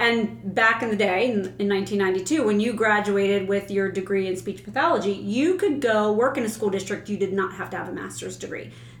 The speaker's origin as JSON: {"language": "English", "town": "Palmyra", "country": "United States", "tie": "born or raised there", "said": "I am born and raised in Palmyra, so I have lived all of my life in a small town."}